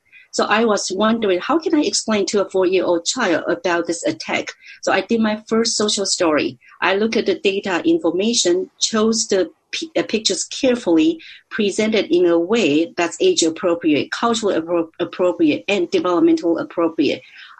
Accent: Taiwan; English is a second language; moved away as an adult; also born or lived in Missouri; now in California, United States; So I immigrated from Taiwan in 1991.

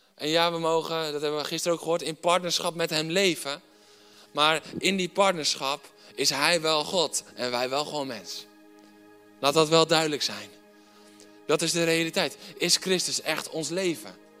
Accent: Netherlands

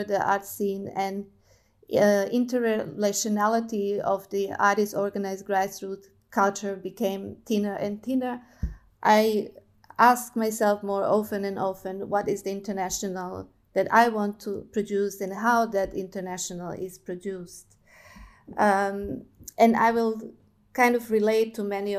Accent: Serbia; moved away as an adult; also born or lived in Germany / Melbourne, Australia / China; now in Belgrade, Serbia; I was born in Germany, but I've grown up in Yugoslavia with my grandparents' country that doesn't exist anymore

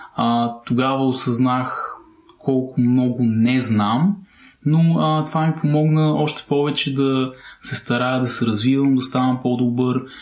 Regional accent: Plovdiv, Plovdiv Province, Bulgaria; Полдив е моят роден град

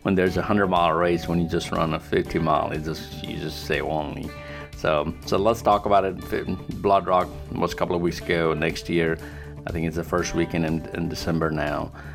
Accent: Nepal; now in United States; I'm from Nepal

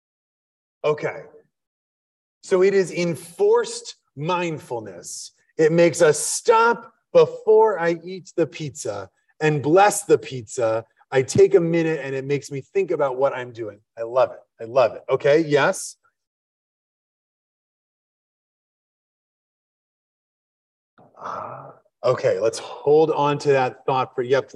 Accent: Wisconsin, United States; now in Philadelphia, United States; I'm from Wisconsin.

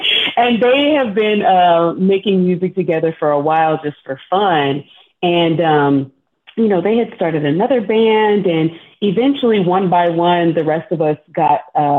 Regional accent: Texas, United States; Turns out Josh and Austin were both from Texas. I'm also from Texas.

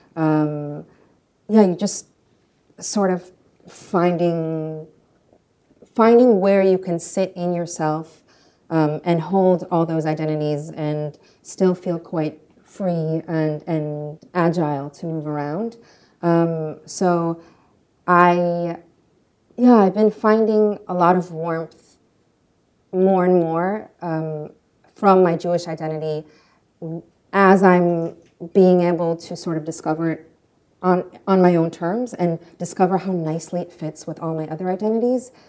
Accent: Ukraine; moved away; also born or lived in France / United States; I was born in Soviet Ukraine, which is now independent Ukraine.

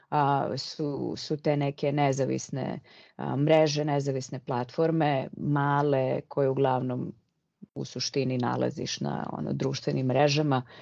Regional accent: Serbia; moved away as an adult; ja sam otišla iz Srbije

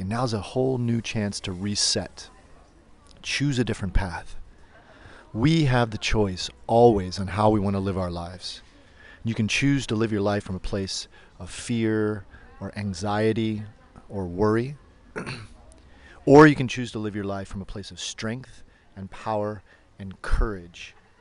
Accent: United States; moved away as an adult; now in Berlin, Germany; I'm an American yoga teacher who's been living in Berlin for about 15 years

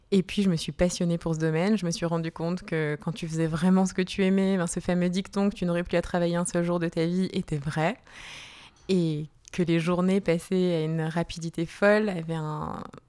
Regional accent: Lille, Hauts-de-France, France; moved away as an adult; also born or lived in Italy / Brazil; now in Geneva, Switzerland; moi, je suis née à Lille, dans le nord de la France, et puis je suis arrivée sur Genève il y a à peu près une dizaine d'années

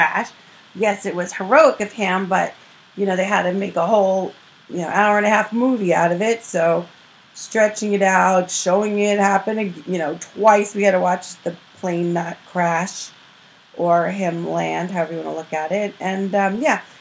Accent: New York City, New York, United States; as a New Yorker

